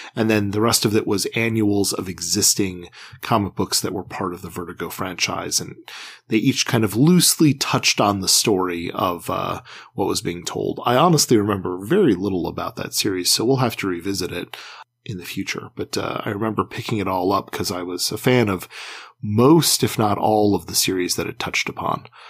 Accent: Midwest, United States; growing up in the Midwest and going to public schools

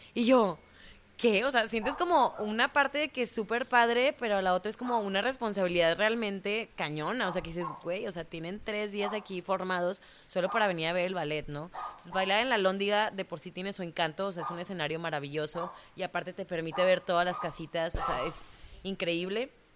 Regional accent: Monterrey, Nuevo León, Mexico; moved away as an adult; also born or lived in Mexico City / Cancún; cuando yo salí de Monterrey, que me fui a, a Ciudad de México

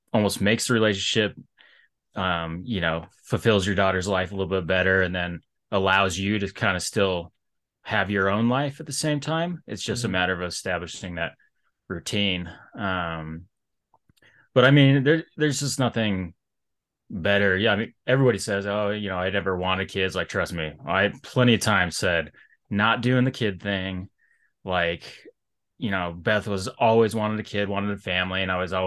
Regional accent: Colorado, United States; also born or lived in Salt Lake City, Utah; I was born, in Salt Lake City. And then I lived there till I was about 6 years old. And then I, you know, folks got transferred jobs and I moved out here to Colorado and I've been in Colorado ever since

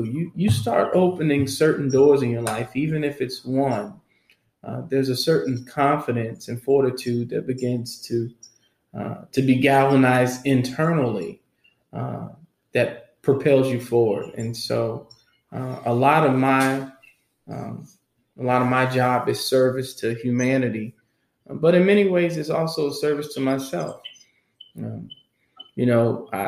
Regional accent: Winston-Salem, North Carolina, United States; I'm originally from Winston-Salem, North Carolina

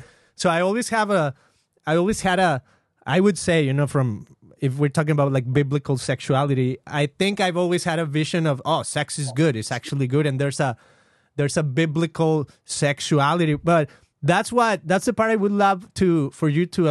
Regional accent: Guadalajara, Jalisco, Mexico; I grew up in Mexico, in Guadalajara, specifically the second largest city, as far as I know, of the country of Mexico.

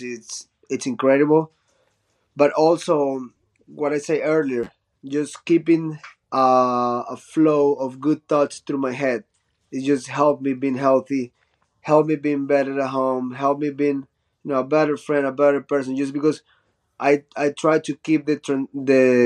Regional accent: Chone, Manabí, Ecuador; English is a second language; also born or lived in Guayaquil, Ecuador; In high school, when I moved from Chone to Guayaquil, which is a big city

